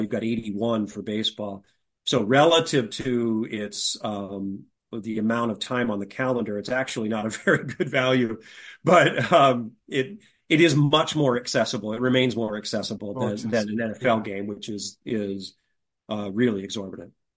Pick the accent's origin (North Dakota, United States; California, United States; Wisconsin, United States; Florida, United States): California, United States; also born or lived in Sacramento / Ukiah; I grew up mostly in California, and uh, my folks were from Chicago